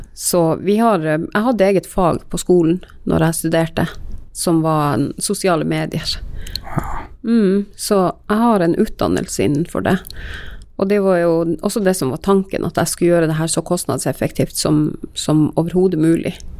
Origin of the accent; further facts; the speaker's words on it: Karasjok, Finnmark, Norway; jeg er fra Karasjok